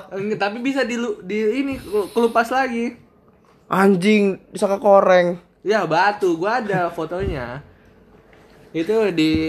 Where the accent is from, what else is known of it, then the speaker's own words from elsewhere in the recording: Surabaya, East Java, Indonesia; now in Jakarta, Indonesia; ini gue mau cerita tentang kisah gue kenapa gue orang Surabaya bisa ke Jakarta